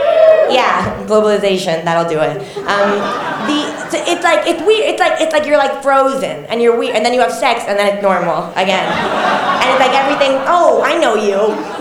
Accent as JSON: {"language": "English", "country": "Mexico", "tie": "born or raised there", "also_born_or_lived": "Miami, United States", "said": "I'm Mexican, but I grew up sort of in Miami and in Mexico."}